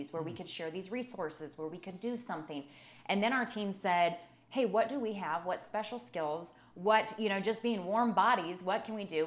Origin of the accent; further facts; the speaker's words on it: United States; is my hometown. This is my community. I love these people. This is my state.